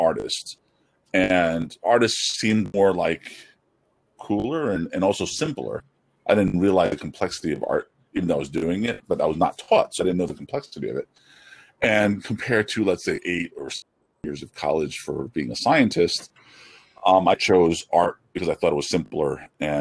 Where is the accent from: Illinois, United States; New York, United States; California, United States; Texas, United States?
New York, United States; New York City; also born or lived in Flushing, Queens; I'm born in Elmhurst, Queens, New York. And now I live in Flushing, Queens